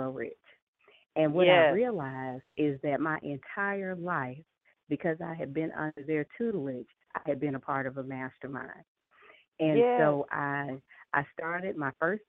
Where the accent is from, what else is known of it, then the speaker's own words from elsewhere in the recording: Atlanta, Georgia, United States; So I am a Southern girl. I was born and raised in Atlanta and still live here